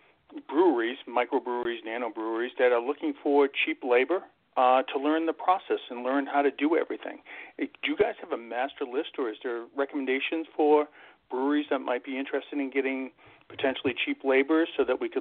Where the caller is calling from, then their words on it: Boston, Massachusetts, United States; Boston, Mass area, Boston.